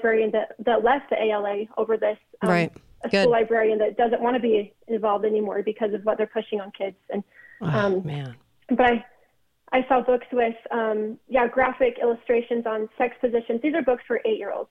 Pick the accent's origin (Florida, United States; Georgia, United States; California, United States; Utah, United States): Utah, United States; Orem; my dad's on the city council, in my hometown in Orem, Utah